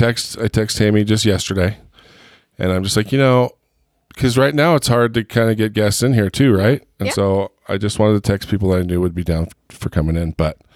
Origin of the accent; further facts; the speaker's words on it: Heber, Utah, United States; it is really hard for me because I grew up, you know, with your brother. Yeah. So we're both from Heber.